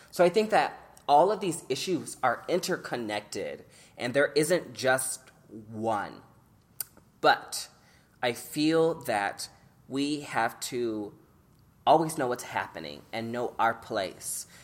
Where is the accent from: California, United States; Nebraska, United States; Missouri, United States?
Nebraska, United States; Omaha; growing up in Omaha as a young queer person